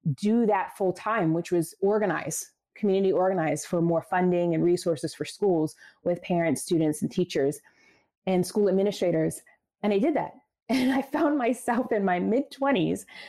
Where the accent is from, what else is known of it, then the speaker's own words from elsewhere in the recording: Baltimore, Maryland, United States; I became a social studies teacher right out of college in my hometown, Baltimore City